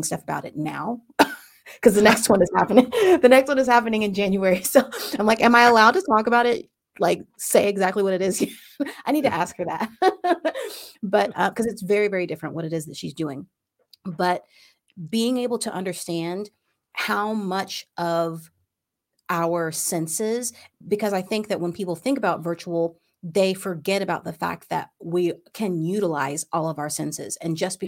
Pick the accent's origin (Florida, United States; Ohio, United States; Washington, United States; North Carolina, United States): Ohio, United States; moved away; I was from Ohio